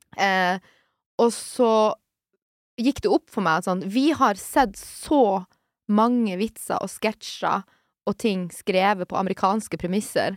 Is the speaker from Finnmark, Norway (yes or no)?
yes; Sør-Varanger, Finnmark, Norway; Sør-Varanger kommune, der jeg er fra